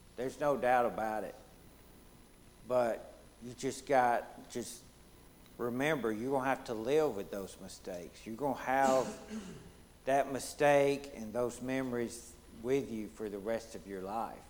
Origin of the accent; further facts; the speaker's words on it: Deep South, United States; accent: southern; my accent is gonna give it away. It's gonna tell you I'm a southern boy from the the deep south